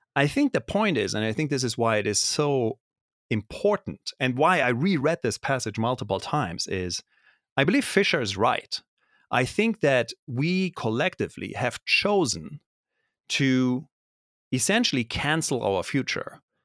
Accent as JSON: {"language": "English", "country": "Germany", "tie": "born or raised there", "first_language": "German", "second_language": "English", "moved": "as an adult", "lives_now": "United States", "said": "I grew up in Germany"}